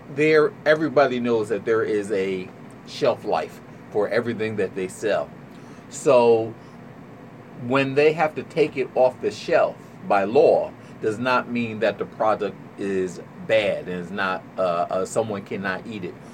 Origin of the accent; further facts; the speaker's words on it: New Jersey, United States; growing up in New Jersey